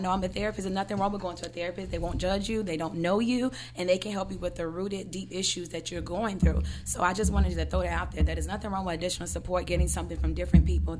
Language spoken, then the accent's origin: English; Charlotte, North Carolina, United States; moved away as an adult; now in South Florida, United States; moving down here by myself to South Florida. I'm from Charlotte, North Carolina, and God shipped me here by myself, didn't know one soul